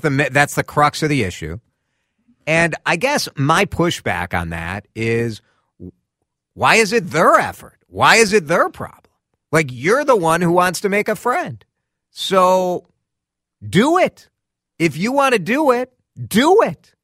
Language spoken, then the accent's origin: English; Chicago, Illinois, United States; moved away as an adult; now in Twin Cities, United States; I'm a transplant from Chicago. I moved here in two thousand three with my wife